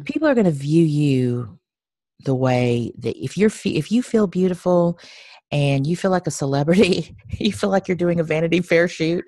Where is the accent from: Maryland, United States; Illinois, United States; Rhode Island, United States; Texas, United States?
Texas, United States; moved away as an adult; also born or lived in Nashville; I am a Texan. I'm originally from Texas, and um, I lived in Nashville for 10 years